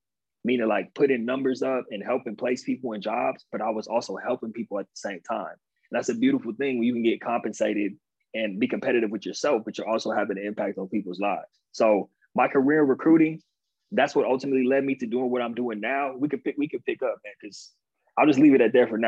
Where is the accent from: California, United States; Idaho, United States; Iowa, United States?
California, United States; Inland Empire, Southern; also born or lived in Pasadena, California / San Diego, California / Stony Brook, New York; So basically I grew up like 45 minutes outside of LA. It's the Inland Empire. That's where I'm from